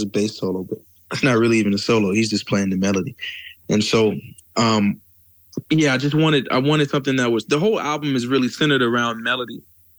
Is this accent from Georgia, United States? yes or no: no; Charlotte, North Carolina, United States; moved away as an adult; now in New York City, United States; Born and raised in Charlotte, North Carolina. Currently live in New York